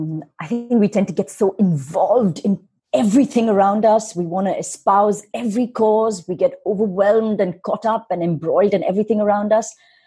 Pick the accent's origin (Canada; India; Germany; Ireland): India; you're American, I'm Indian.